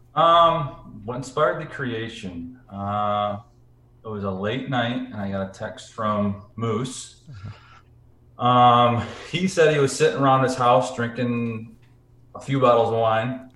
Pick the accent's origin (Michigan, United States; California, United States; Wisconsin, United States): Michigan, United States; Grand Rapids; Grand Rapids, Michigan, which is where my hometown is